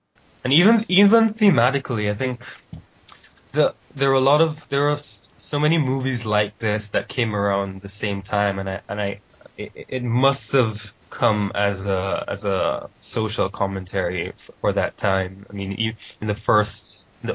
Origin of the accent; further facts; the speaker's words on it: St. Vincent & Grenadines; also born or lived in Jamaica; I was born in Jamaica, but I grew up in a smaller island called St. Vincent